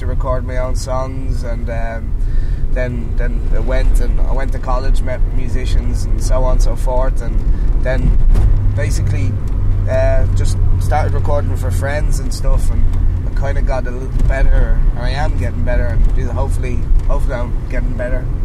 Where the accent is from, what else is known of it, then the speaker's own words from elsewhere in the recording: Wicklow, Leinster, Ireland; where I come from, there wasn't a lot of musicians